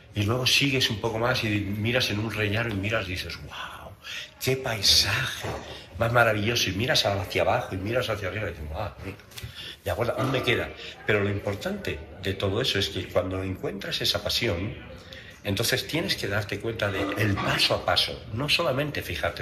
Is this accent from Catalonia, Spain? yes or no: no; Valencia, Valencian Community, Spain; now in Mexico; donde yo nací en Valencia, en España